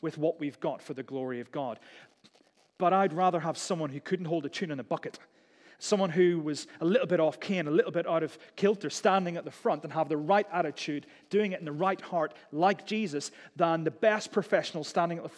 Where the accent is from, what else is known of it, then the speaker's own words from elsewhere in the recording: United Kingdom; We're British.